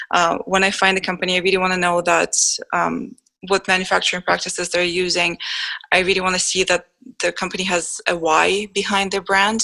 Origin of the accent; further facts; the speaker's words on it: Israel; English is a second language; now in Canada; I lived my passion until I immigrated to Canada from Israel, and I had to start and establish my career all over again.